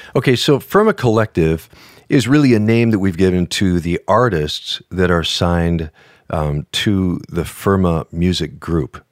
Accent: northern Minnesota, United States; moved away; I grew up in northern Minnesota. I was a, just a northern Swedish kid

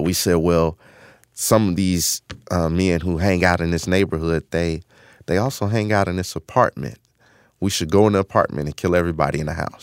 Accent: Chicago, Illinois, United States; I grew up in Chicago, um, on the South Side in a community called Woodlawn

